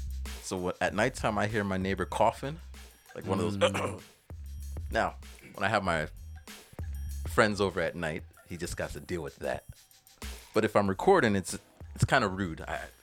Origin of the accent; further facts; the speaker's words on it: United States; born there; I guess it's because I was born in America, land of the opportunity, where they just came from Jamaica.